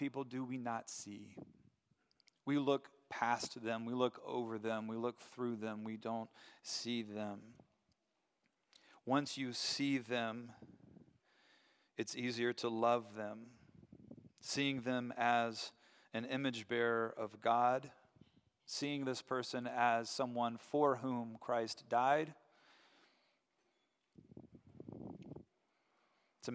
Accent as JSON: {"language": "English", "town": "Asheville", "region": "North Carolina", "country": "United States", "tie": "born or raised there", "moved": "as an adult", "lives_now": "Grand Rapids, United States", "said": "I'm from Asheville"}